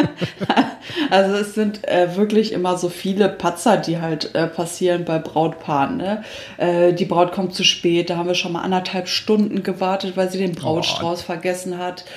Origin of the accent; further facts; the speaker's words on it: Düsseldorf, North Rhine-Westphalia, Germany; now in Minden, Germany; ich komme eigentlich gebürtig aus Düsseldorf